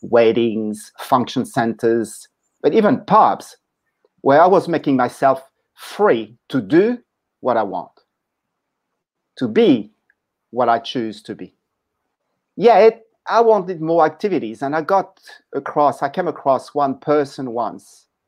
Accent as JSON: {"language": "English", "town": "Paris", "region": "Île-de-France", "country": "France", "tie": "born or raised there", "moved": "yes", "said": "I was born in Paris, in France"}